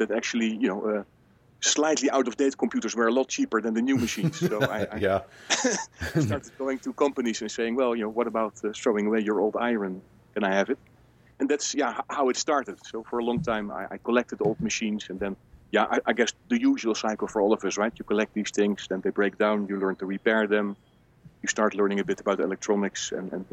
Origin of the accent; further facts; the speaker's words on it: Netherlands; moved away as an adult; now in Switzerland; I was born in Holland, trained as an economist